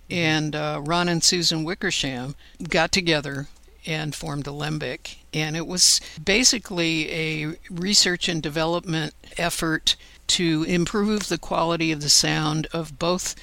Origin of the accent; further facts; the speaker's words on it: Paris, Île-de-France, France; moved away; I was born in Paris, and I have a real heartfelt attachment to it